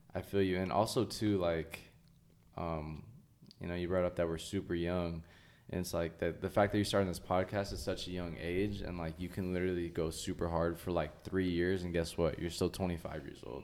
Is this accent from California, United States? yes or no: yes; Oxnard, California, United States; also born or lived in Ventura, California; I grew up in Oxnard all my life.